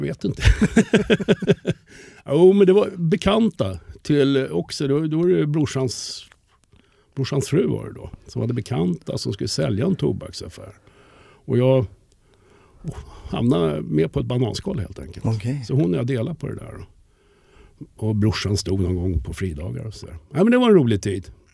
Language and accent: Swedish; Stockholm, Stockholm County, Sweden; accent: 08 (Stockholm); jag är uppvuxen i Farsta